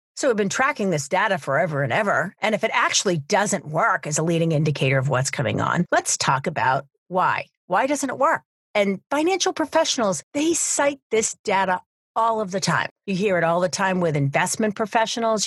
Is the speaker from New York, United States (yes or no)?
no; New Hampshire, United States; University of New Hampshire, here in my home state